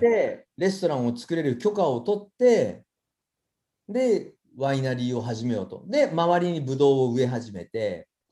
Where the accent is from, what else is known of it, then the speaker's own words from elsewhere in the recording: Sasebo, Nagasaki, Japan; now in Aichi, Japan; あの長崎県の佐世保で生まれて